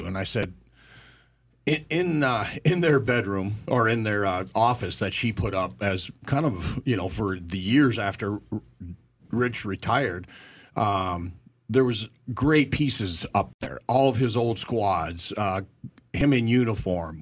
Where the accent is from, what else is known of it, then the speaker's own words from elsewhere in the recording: Minnesota, United States; moved away; we come from Minnesota together